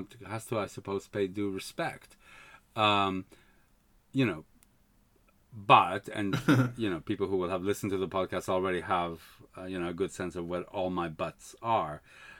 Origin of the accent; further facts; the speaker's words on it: Canada; also born or lived in Spain; I grew up in Canada, really. Okay. I mean, you know, we moved to Canada when I was seven.